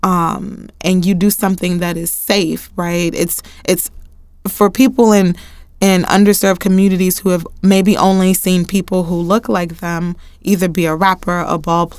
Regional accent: Houston, Texas, United States; I'm from Houston, Texas

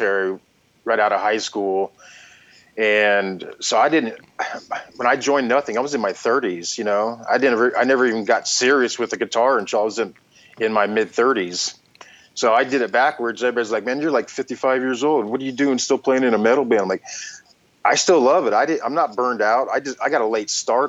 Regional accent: Denver, Colorado, United States; moved away as an adult; now in Des Moines, United States; I'm from Denver, and I moved here in 96

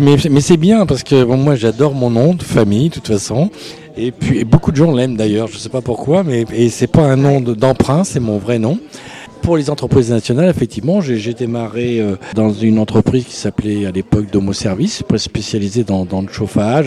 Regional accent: Tours, Centre-Val de Loire, France; je suis né à Tours, rue de Buffon

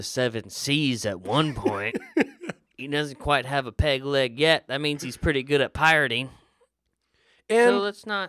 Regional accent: Florida, United States; like I grew up in Florida.

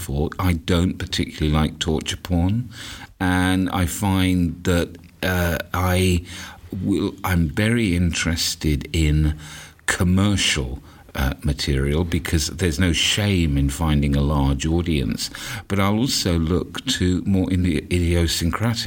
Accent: London, United Kingdom; I'm from London, England

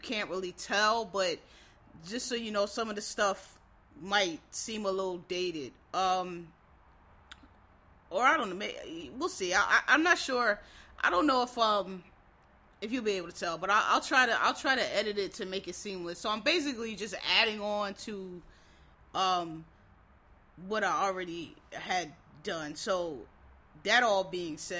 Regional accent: Philadelphia, Pennsylvania, United States; I'm from Philly, so it's a little different

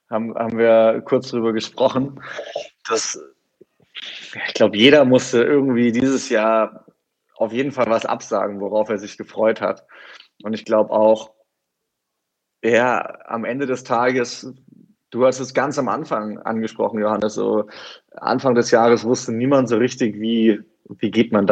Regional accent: Southern Germany, Germany; ich komme ja aus dem Süden Deutschlands, da war das eigentlich immer ein gesetzter Trip, dass man so nach Weihnachten über Neujahr eigentlich in die Alpen gefahren ist.

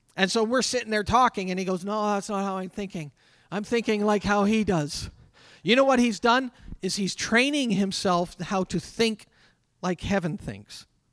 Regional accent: Canada; I'm a Canadian

